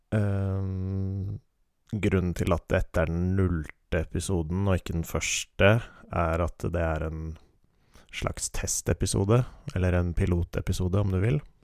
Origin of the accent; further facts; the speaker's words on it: Oslo, Norway; Jeg er født og oppvokst i Oslo